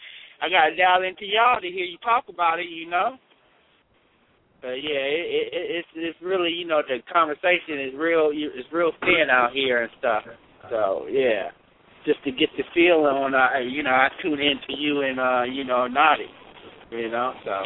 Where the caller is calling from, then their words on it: California, United States; calling on 916. … I'm calling from California.